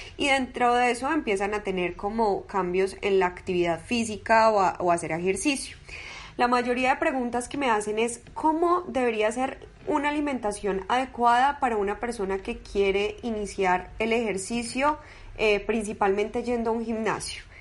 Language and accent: Spanish; Medellín, Antioquia, Colombia; yo soy de Medellín, soy paisita